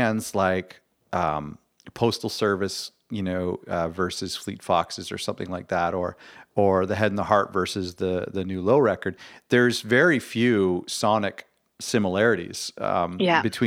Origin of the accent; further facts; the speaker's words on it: Canada; I'm Canadian